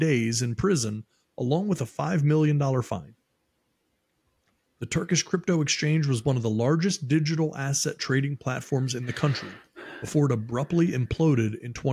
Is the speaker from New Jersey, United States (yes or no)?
no; Maryland, United States; moved away; I'm from Maryland originally